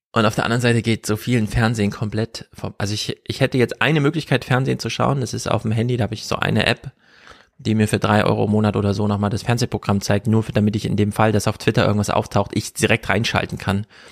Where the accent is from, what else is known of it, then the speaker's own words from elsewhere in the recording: Jena, Thuringia, Germany; Wir kommen beide aus Thüringen. Ich ja aus dem urbanen Mega-Metropolenzentrum Jena